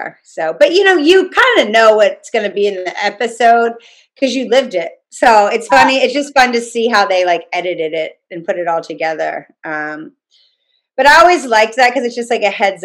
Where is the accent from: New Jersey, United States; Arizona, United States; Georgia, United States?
Georgia, United States; Atlanta; I went to Peachtree Presbyterian in Atlanta, you know, all through growing up through, you know, I went to preschool there